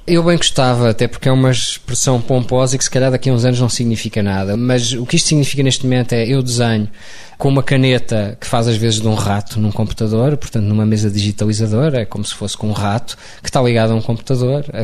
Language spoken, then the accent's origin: Portuguese; Lisbon, Portugal; also born or lived in London; Nasci em Lisboa, mas era um rapaz do campo